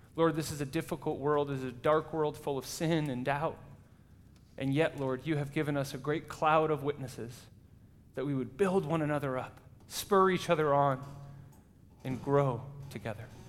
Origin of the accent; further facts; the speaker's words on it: United States; moved away as an adult; now in Zurich, Switzerland; in the U S where I come from